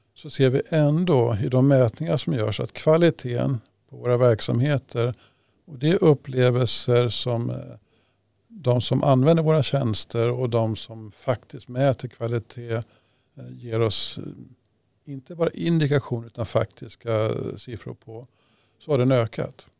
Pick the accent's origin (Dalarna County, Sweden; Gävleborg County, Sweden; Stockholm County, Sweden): Stockholm County, Sweden; Upplands-Bro; i Upplandsbro där jag växte upp